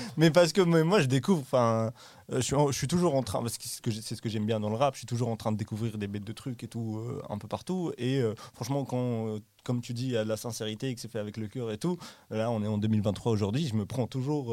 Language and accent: French; Morocco; moved away; j'ai grandi au Maroc